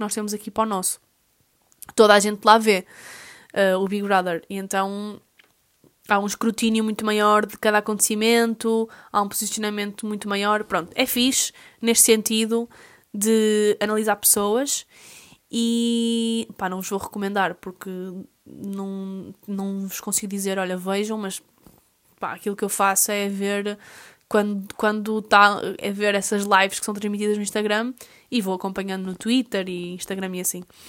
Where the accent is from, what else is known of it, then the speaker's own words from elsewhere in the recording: Portugal; a nós enquanto portugueses